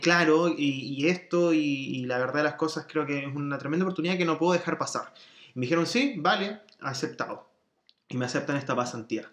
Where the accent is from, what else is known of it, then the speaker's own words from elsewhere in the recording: Chile; moved away as an adult; also born or lived in Spain / Germany; vengo de Chile